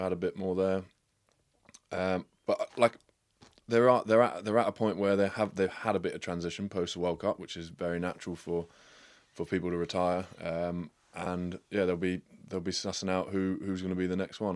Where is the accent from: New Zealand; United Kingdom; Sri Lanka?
United Kingdom; England; an English guy